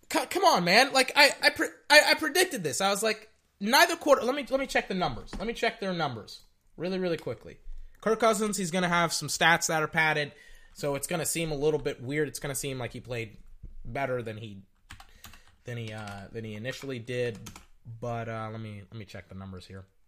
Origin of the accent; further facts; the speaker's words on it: Texas, United States; I'm Texan. That's, we, I'm from Texas. I'm a Texan